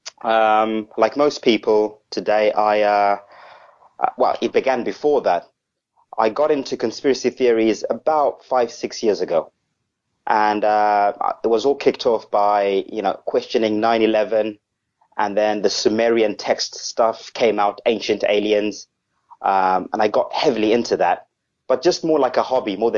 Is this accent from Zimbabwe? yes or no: yes; Zimbabwe; now in Southampton, United Kingdom; I'm actually originally from Africa. I'm originally a Zimbabwean